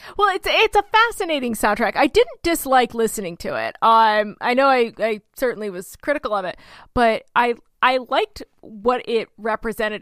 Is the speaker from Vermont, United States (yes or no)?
no; Oklahoma, United States; also born or lived in Cobblestone, New York; I'm from Oklahoma